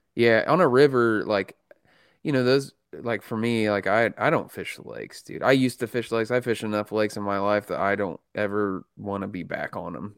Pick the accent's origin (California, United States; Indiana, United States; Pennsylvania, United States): Indiana, United States; I'm a redneck from Indiana